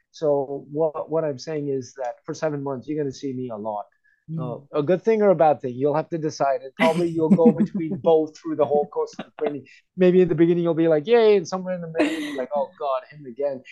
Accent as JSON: {"language": "English", "country": "United States", "tie": "born or raised there", "moved": "yes", "said": "growing up in the United States"}